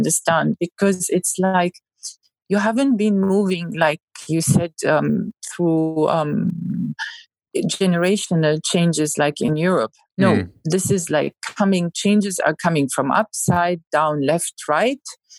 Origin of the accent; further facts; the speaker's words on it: Saudi Arabia; English is a second language; Now you can't, as a Saudi, say, I don't have cinemas. I don't have entertainment.